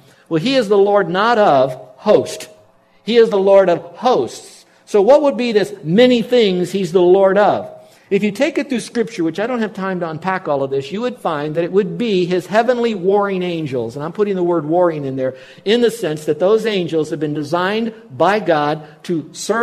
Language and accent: English; Miami, Florida, United States; We grew up in Miami